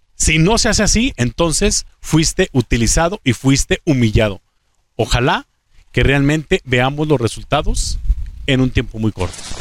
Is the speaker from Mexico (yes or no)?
yes; Mexico; como mexicano